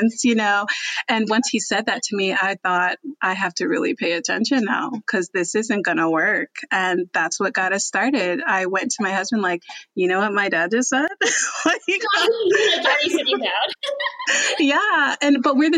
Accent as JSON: {"language": "English", "region": "New Jersey", "country": "United States", "also_born_or_lived": "New York", "moved": "as an adult", "lives_now": "Texas, United States", "said": "I'm from New Jersey"}